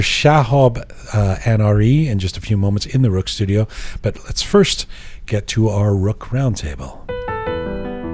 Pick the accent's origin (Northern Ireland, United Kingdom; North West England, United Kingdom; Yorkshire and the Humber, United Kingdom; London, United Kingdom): London, United Kingdom; also born or lived in Iran; now in Canada; I was born in London. It says right there. I was born in England. I'm from England and Canada.